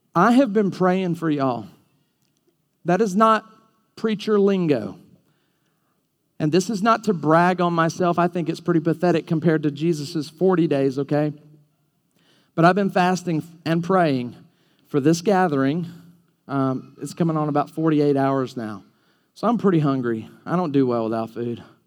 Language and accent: English; Alabama, United States; I'm from Alabama.